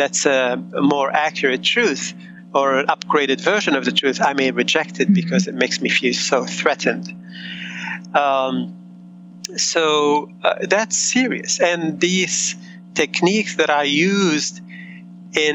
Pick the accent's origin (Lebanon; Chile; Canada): Lebanon; Beirut, Beirut Governorate; moved away; also born or lived in United States; I grew up in war in Beirut, and my parents immigrated to the States